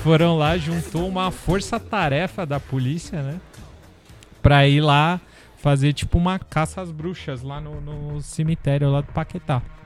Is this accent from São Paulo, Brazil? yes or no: yes; Santos, São Paulo, Brazil; da minha terra natal, Santos, que não é exatamente minha terra natal, mas é a terra que eu considero minha terra natal